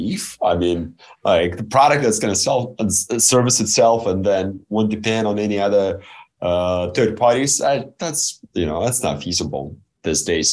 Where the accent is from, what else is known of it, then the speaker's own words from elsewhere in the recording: Belarus; I was born and raised in Belarus, which many consider a third world country